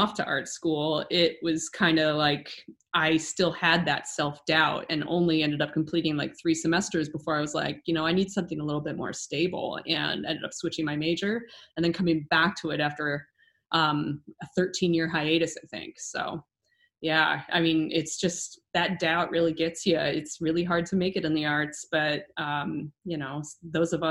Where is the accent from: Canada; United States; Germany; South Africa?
United States; Ohio; I grew up here. I'm an Ohioan, born and bred